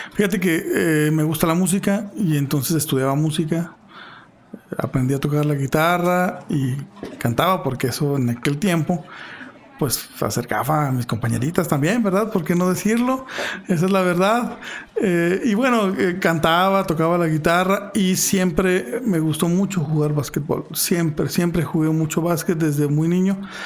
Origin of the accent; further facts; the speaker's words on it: Fresnillo, Zacatecas, Mexico; yo nací en Fresnillo, viví en Fresnillo hasta los 20 años